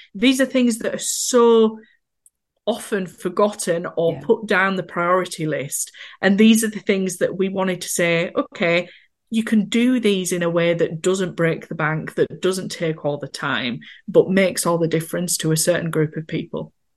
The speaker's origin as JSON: {"language": "English", "town": "Skipton", "region": "Yorkshire and the Humber", "country": "United Kingdom", "said": "I'm, as you can probably tell from my accent, from a little town called Skipton in North Yorkshire."}